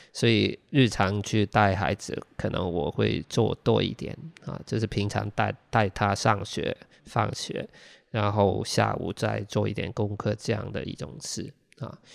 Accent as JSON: {"language": "Chinese", "country": "Hong Kong", "tie": "born or raised there", "first_language": "Cantonese", "second_language": "Chinese", "said": "我们在香港学中文跟写作的状态很奇怪"}